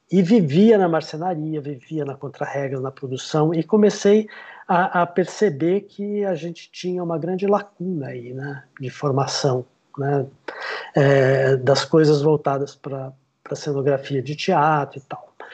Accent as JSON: {"language": "Portuguese", "town": "São José do Rio Preto", "region": "São Paulo", "country": "Brazil", "said": "Eu sou de São José do Rio Preto, comecei lá pelo teatro amador"}